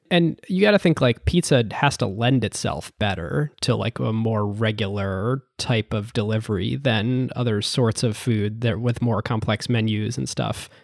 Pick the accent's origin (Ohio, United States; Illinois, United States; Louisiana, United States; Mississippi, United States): Ohio, United States; when I was growing up in Ohio